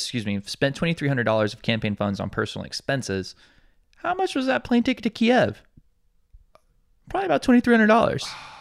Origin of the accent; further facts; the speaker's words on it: Alabama, United States; now in Hawaii, United States; I had this experience coming to Hawaii from Alabama, where there's, you know, much larger percentage of black people, and specifically my hometown, which is, I believe the like actual city is majority black.